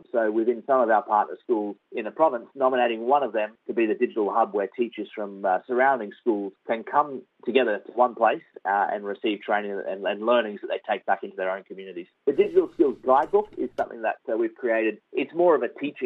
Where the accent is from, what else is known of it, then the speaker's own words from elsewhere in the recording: Australia; also born or lived in Western Highlands, Papua New Guinea; growing up in Australia